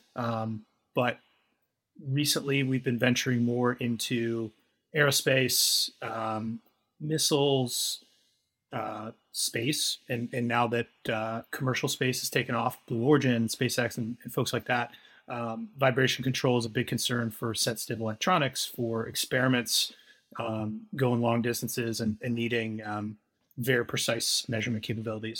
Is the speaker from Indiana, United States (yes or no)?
yes; Indiana, United States; moved away as an adult; now in Ohio, United States; I am from Indiana historically